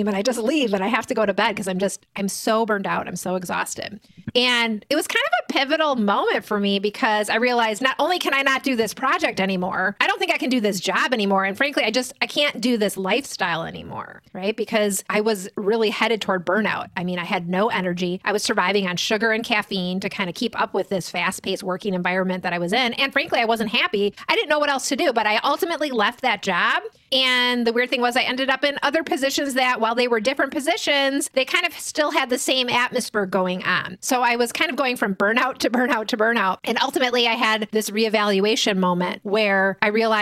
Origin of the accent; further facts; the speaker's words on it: Midwest, United States; we're from the Midwest